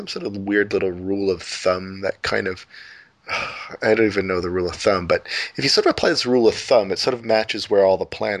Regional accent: Canada; as a Canadian

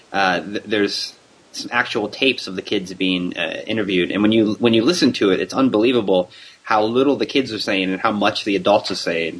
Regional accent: Eastern Shore, Maryland, United States; the Eastern Shore, Maryland area where I'm from

